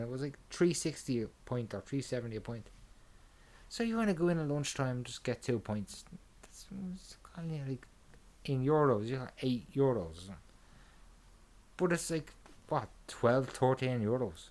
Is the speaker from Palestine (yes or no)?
no; Ireland; I'm Irish